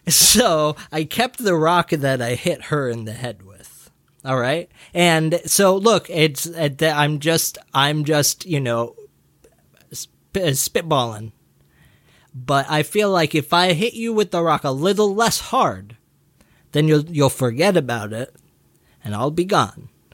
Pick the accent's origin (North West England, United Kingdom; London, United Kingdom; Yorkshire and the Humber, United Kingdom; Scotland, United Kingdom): Scotland, United Kingdom; I'm from Scotland